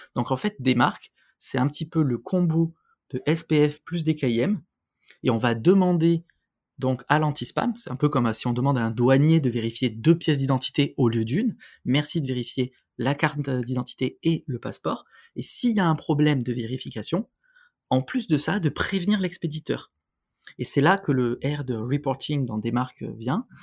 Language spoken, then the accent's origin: French; France; chez nous en France